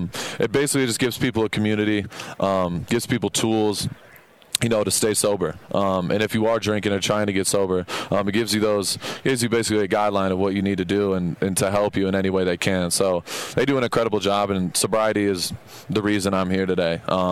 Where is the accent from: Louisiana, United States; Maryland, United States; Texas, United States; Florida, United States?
Texas, United States; I'm from Texas. I've heard that accent before